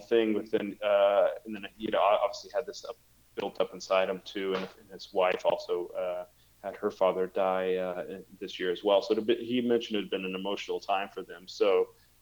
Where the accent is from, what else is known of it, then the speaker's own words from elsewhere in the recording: United States; as an American